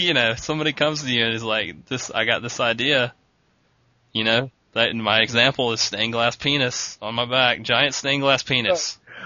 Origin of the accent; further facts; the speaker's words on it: East Coast, United States; we're from the East Coast and our surf comes from hurricanes a lot